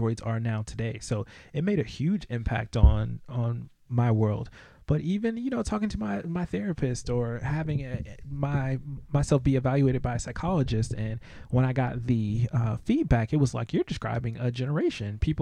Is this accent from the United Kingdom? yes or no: no; United States; us as American citizens